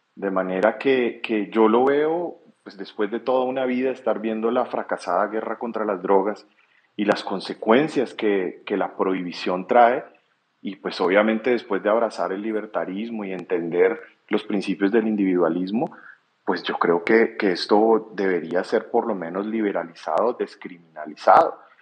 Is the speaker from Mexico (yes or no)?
no; Colombia; como colombiano